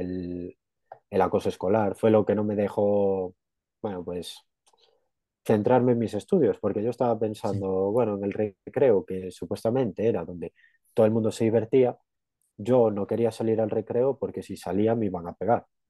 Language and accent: Spanish; Galicia, Spain; Yo soy de Galicia